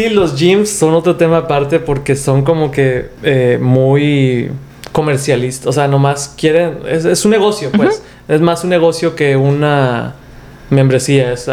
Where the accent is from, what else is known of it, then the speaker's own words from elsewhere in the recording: Mexico; nosotros que somos latinos, que somos mexicanos